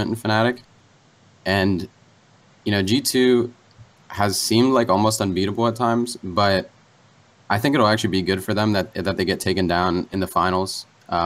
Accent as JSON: {"language": "English", "town": "Warren", "region": "Ohio", "country": "United States", "moved": "yes", "lives_now": "Akron, United States", "said": "I'm currently in Akron, home of LeBron James, but I am from Warren"}